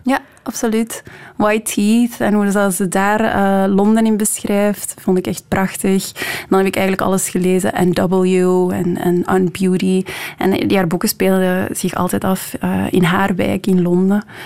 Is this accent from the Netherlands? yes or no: no; Leuven, Flanders, Belgium; moved away as an adult; now in Brussels, Belgium; ik deed rechten in Leuven, de stad waar ik opgegroeid ben